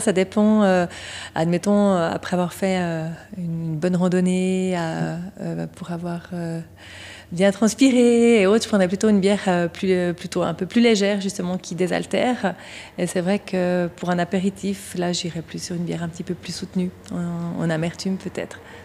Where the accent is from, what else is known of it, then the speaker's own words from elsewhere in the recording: Vaud, Switzerland; moved away as an adult; now in Morgins, Switzerland; Je suis vaudoise à l'origine